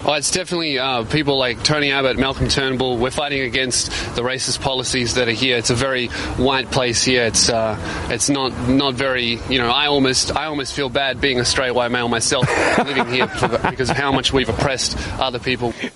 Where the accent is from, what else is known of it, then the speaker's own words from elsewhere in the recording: Australia; accent: Australian; my Australian accent